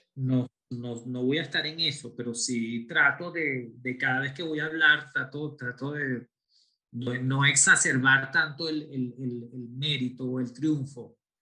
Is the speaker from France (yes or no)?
no; Venezuela; yo soy latino nacido en Venezuela, pero de dos padres españoles